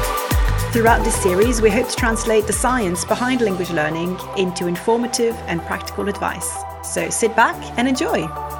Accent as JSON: {"language": "English", "region": "Quebec", "country": "Canada", "tie": "born or raised there", "first_language": "French", "second_language": "English", "said": "So, I'm from a very monolingual French-speaking family. I come from Canada originally, but the French-speaking part of Canada, so the province of Quebec. And so, yeah, everything in my life happened in French up to a certain age."}